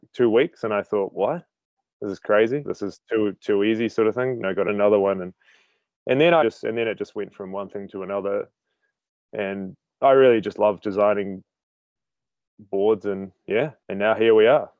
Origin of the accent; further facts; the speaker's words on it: Christchurch, Canterbury, New Zealand; now in Auckland, New Zealand; I grew up in Christchurch, which is South Island of New Zealand.